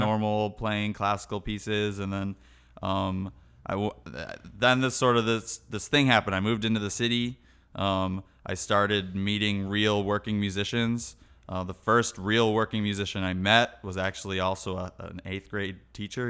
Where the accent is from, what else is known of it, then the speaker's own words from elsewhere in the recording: Chicago, Illinois, United States; moved away; I was born in Chicago